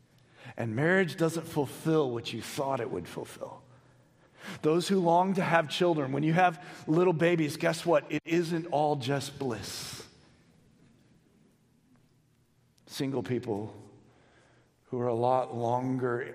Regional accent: United States; Most of us as American Christians have spent the majority of our Christian life in the New Testament

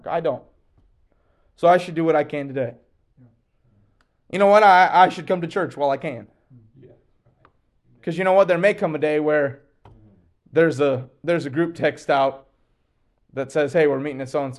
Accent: Kentucky, United States; I'm from Kentucky

